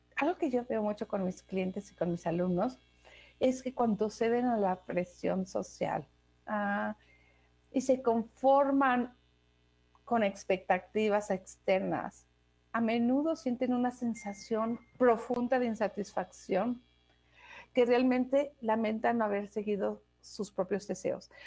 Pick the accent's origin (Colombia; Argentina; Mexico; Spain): Mexico; moved away as an adult; also born or lived in Denmark; yo crecí, ah, yo, viví en México los primeros 21 años de mi vida. Y de ahí me fui a Dinamarca.